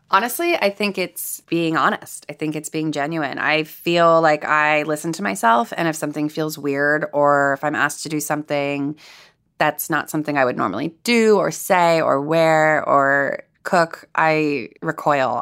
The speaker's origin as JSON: {"language": "English", "town": "Los Angeles", "region": "California", "country": "United States", "said": "I'm from Los Angeles. I could have chosen to live at home"}